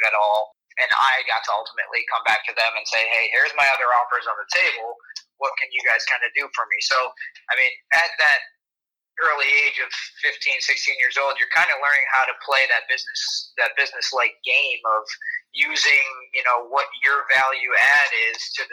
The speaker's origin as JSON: {"language": "English", "town": "Syracuse", "region": "New York", "country": "United States", "tie": "born or raised there", "said": "Syracuse was obviously my hometown"}